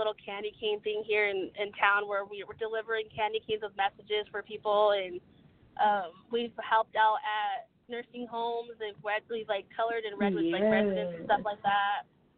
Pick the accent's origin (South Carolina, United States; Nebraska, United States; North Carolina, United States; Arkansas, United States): Nebraska, United States; I'm in Nebraska. I'm from Nebraska.